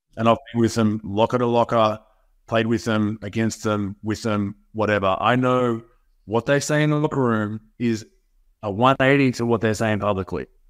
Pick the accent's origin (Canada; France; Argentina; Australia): Australia; Melbourne, Victoria; moved away as an adult; also born or lived in Utah, United States; I'm born and bred in Melbourne, Victoria